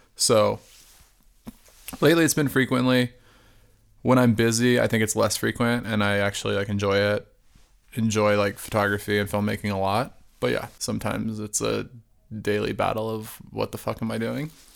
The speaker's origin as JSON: {"language": "English", "region": "Arizona", "country": "United States", "tie": "born or raised there", "said": "growing up in Arizona, my family was like you know, like lower class"}